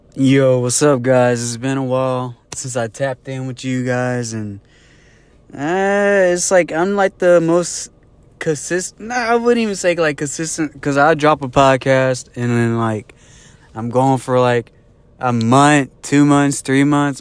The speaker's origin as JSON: {"language": "English", "town": "Jasper", "country": "United States", "tie": "born or raised there", "moved": "yes", "said": "back in my hometown, Jasper"}